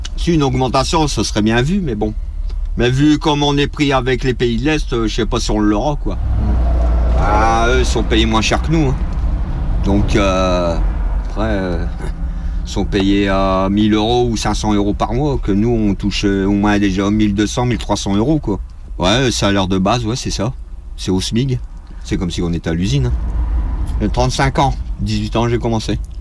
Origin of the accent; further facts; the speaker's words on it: Lille, Hauts-de-France, France; je suis de Lille.